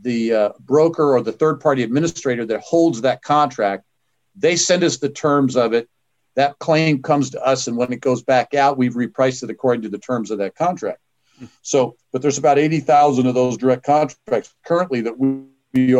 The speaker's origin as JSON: {"language": "English", "region": "Kansas", "country": "United States", "said": "I'm from Kansas"}